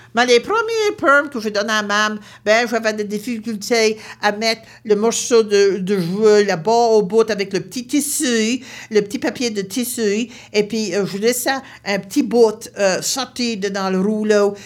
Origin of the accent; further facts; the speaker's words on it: Baie Sainte-Marie, Nova Scotia, Canada; Je viens de Nouvelle-Écosse, une région appelée la Baie-Sainte-Marie